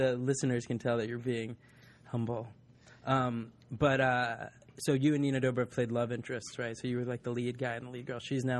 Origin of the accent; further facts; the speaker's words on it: New Jersey, United States; now in Los Angeles, United States; I grew up in New Jersey.